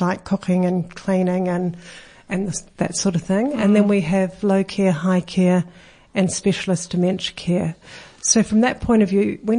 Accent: New Zealand; now in Australia; I am actually a Kiwi

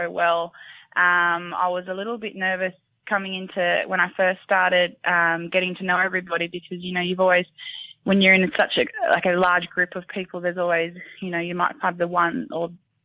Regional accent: Bega, New South Wales, Australia; I'm from Bega, born and bred from Bega

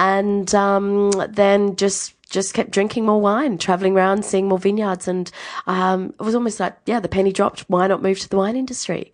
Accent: Adelaide, South Australia, Australia; moved away as an adult; also born or lived in New Zealand / Tuscany, Italy; I grew up in Adelaide, went to the same school for twelve years.

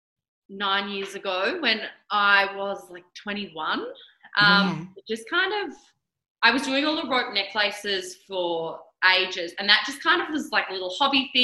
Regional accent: Mornington Peninsula, Victoria, Australia; also born or lived in Canada / Melbourne / Torquay; grew up here

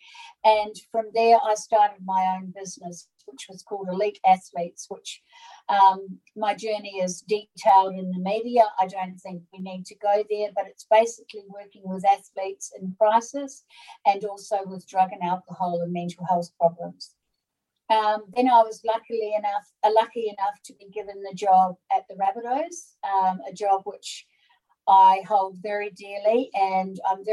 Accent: New Zealand; also born or lived in Brisbane, Australia; now in Sydney, Australia; So I'm from New Zealand originally. I have been in Australia since 1986, and I settled in Sydney

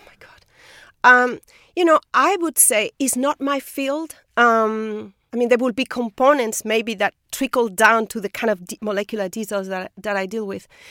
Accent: Spain; moved away as an adult; I'm from Spain. In Spain, people don't move.

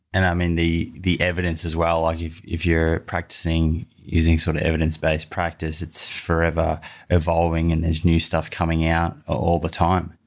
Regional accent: Sydney, New South Wales, Australia; I'm from Sydney, so that's just down the road.

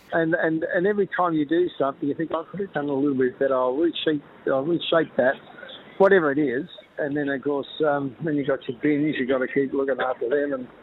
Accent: Melbourne, Victoria, Australia; I grew up in South Yarra, not far from the Botanic Garden

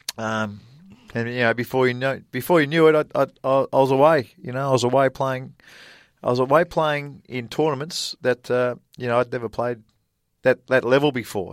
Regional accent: Australia; moved away as an adult; also born or lived in Lubbock, Texas, United States; "Where are you from?" And I said, "Australia."

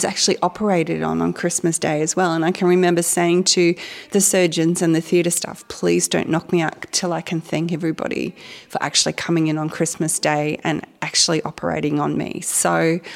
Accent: Gippsland, Victoria, Australia; I was raised in Gippsland, sort of moved away for a little while, came back

